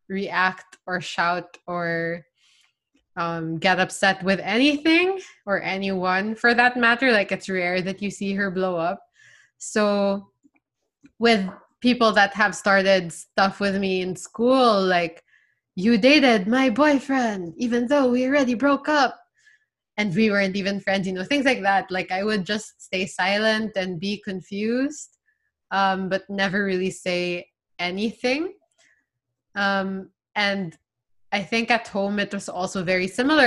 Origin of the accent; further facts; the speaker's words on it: Philippines; I'm from the Philippines